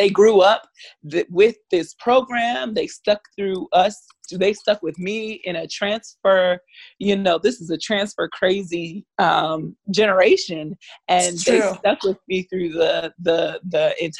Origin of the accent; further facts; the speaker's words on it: Miami, Florida, United States; I'm from Florida, I'm from Miami